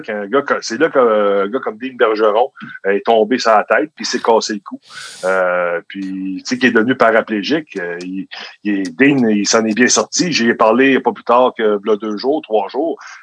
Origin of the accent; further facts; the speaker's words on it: Pincourt, Quebec, Canada; j'étais un gars de Pincourt